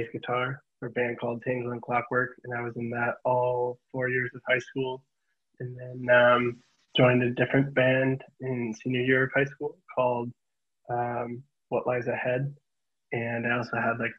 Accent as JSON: {"language": "English", "town": "Fond du Lac", "region": "Wisconsin", "country": "United States", "tie": "born or raised there", "also_born_or_lived": "Milwaukee, Wisconsin", "moved": "as an adult", "lives_now": "West Coast, United States", "said": "I was born and raised in Fond du Lac, but I grew up in Milwaukee."}